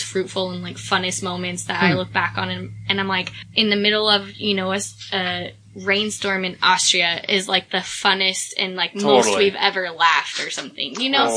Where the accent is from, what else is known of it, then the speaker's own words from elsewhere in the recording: United States; I'm American